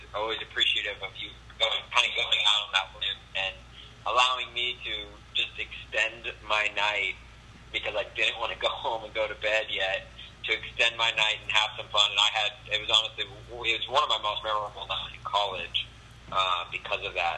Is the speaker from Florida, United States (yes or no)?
no; Nashville, Tennessee, United States; moved away as an adult; I came from Middle Tennessee, from Nashville, and I went to Mizzou